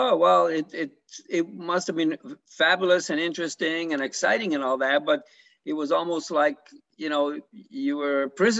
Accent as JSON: {"language": "English", "country": "Canada", "moved": "yes", "lives_now": "United States", "said": "I'm from Canada"}